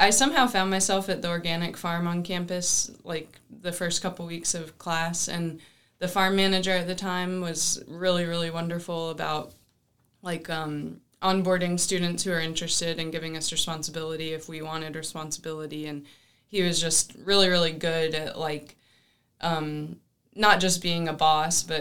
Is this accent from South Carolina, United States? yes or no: yes; South Carolina, United States; I'm from South Carolina